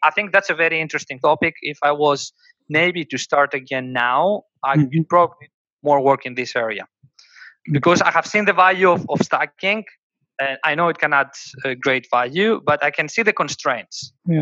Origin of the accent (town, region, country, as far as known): Greece; born or raised there; moved away